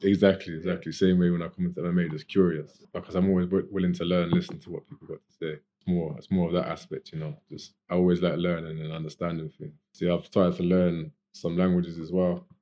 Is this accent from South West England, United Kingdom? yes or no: yes; Gloucester, South West England, United Kingdom; from here, from Gloucester